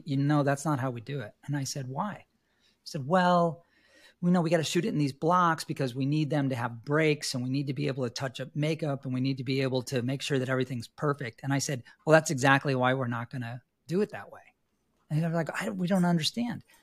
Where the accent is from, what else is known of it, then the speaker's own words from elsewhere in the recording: New York City, New York, United States; moved away; also born or lived in Los Angeles; I was born and raised in New York City